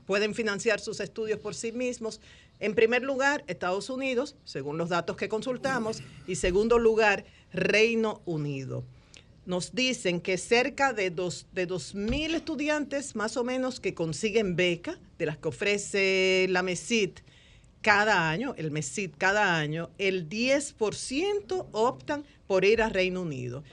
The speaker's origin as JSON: {"language": "Spanish", "country": "Dominican Republic", "said": "Como dominicana"}